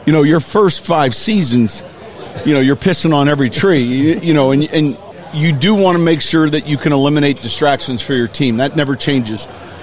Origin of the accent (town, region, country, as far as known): Naperville, Illinois, United States; born or raised there; moved away as an adult